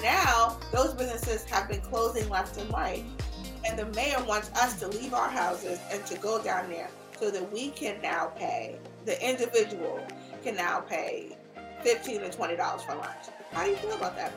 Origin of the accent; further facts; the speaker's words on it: New York City, New York, United States; also born or lived in Los Angeles / Washington, D.C.; I am born and raised in New York.